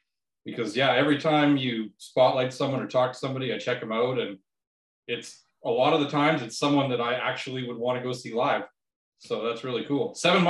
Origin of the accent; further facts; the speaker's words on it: Warman, Saskatchewan, Canada; moved away as an adult; now in Edmonton, Canada; I grew up in Warman. So just outside of Saskatoon, I lived there from birth till when I was 20. And then I moved to Edmonton